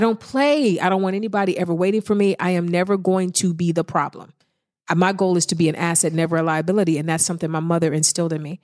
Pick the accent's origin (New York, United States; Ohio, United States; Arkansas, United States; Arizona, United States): Ohio, United States; East Cleveland; moved away; I'm from East Cleveland. I've been through some things. I've seen some things. So I think when you grow up in the hood